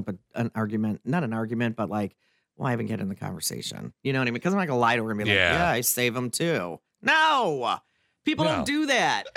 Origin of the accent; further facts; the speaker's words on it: Detroit, Michigan, United States; I was born and raised in the Detroit area